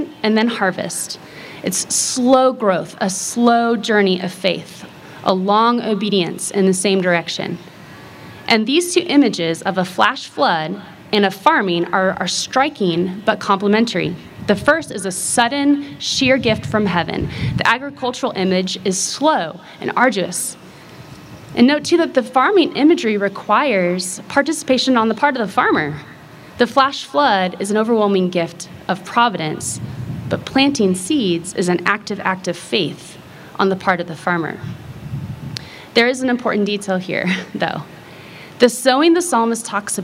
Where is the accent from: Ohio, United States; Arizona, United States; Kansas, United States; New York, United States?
Kansas, United States; I grew up in Kansas